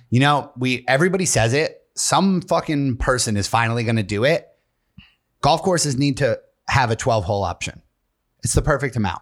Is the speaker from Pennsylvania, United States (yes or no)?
yes; Tunkhannock, Pennsylvania, United States; moved away; I grew up in Tunkhannock, Pennsylvania.